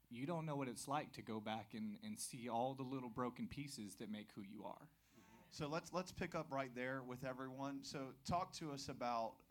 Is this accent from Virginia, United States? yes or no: no; Greenville, South Carolina, United States; born there; also born or lived in New Mexico / Nebraska / Florida; So originally uh, born in Greenville, South Carolina. Yeah, we moved around a lot, so spent time in New Mexico, Nebraska, South Florida.